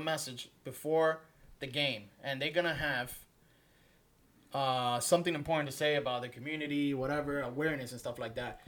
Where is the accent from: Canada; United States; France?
United States; New York; we're all from New York. Yeah. So sometimes you will hear our New York slang